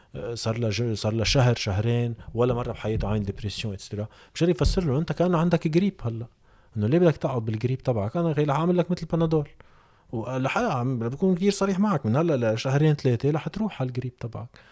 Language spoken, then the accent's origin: Arabic; Lebanon; عندنا بلبنان